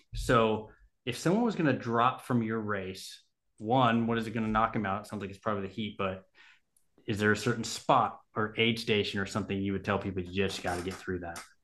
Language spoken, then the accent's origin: English; Southern California, United States; moved away; I grew up in Southern California.